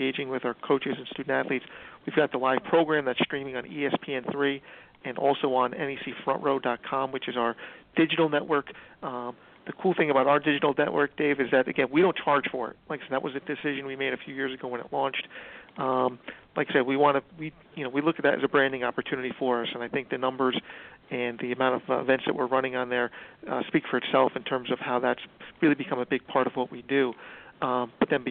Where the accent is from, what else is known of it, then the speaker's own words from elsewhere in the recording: Bergen County, New Jersey, United States; I grew up in Bergen County, so I get to be close to my family and friends